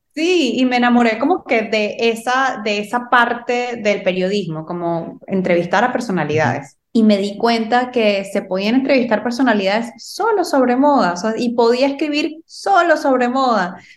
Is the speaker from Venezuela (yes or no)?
yes; Venezuela; first language Spanish; moved away as an adult; now in Miami, United States; yo soy venezolana, Ahora les hablo desde Miami, estoy viviendo aquí desde el 2016